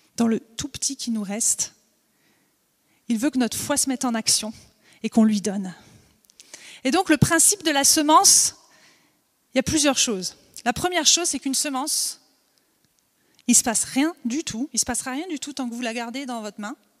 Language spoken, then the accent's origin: French; Vosges, Grand Est, France; also born or lived in Alsace; now in Montpellier, France; je suis née dans les Vosges, j'ai habité en Alsace